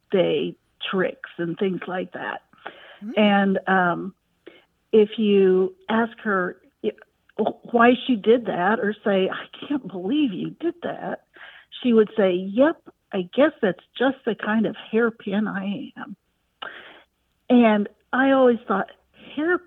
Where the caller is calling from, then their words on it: Wichita, Kansas, United States; I'm calling from Wichita, Kansas